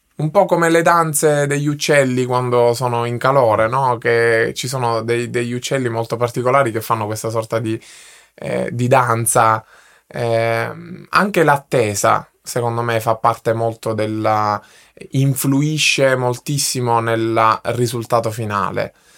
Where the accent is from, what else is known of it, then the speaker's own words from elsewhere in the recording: Sicily, Italy; now in Milan, Italy; nella mia terra, nella, nella mia Sicilia